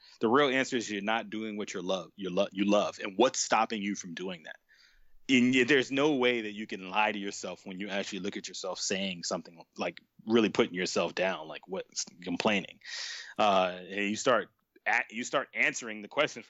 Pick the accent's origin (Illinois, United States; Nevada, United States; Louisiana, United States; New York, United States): New York, United States; New York City; moved away; where I'm from in Brooklyn